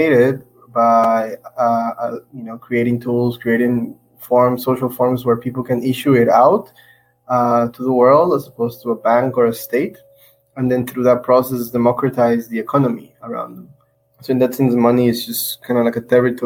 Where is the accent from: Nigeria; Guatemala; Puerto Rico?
Guatemala; moved away as an adult; also born or lived in Taiwan; I'm originally from Guatemala. I went to Taiwan when I was 19 with a scholarship, and I was there for 6 years.